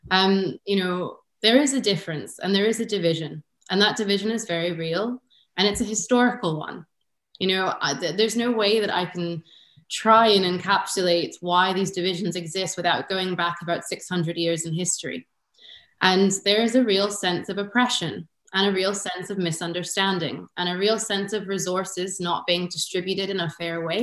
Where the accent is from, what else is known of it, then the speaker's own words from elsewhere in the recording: United States; now in Edinburgh, United Kingdom; Um, you know, I'm American. I've been in Edinburgh for 10 years.